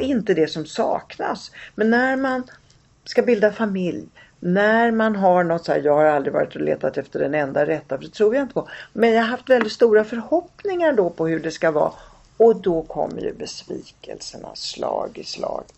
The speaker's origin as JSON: {"language": "Swedish", "town": "Rome", "region": "Lazio", "country": "Italy", "tie": "born or raised there", "moved": "yes", "lives_now": "Sweden", "said": "jag är själv född i Rom"}